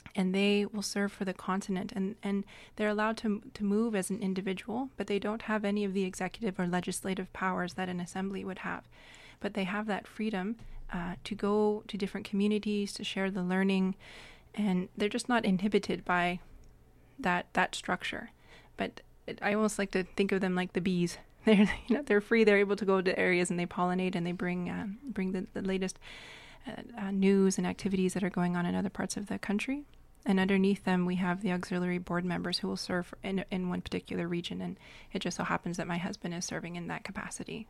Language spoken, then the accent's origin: English; Fort Peck Sioux Reservation, Montana, United States; now in Vancouver Island, Canada; I am Lakota. I come from the Fort Peck Sioux Reservation in Montana, but my family has lived on Vancouver Island for many years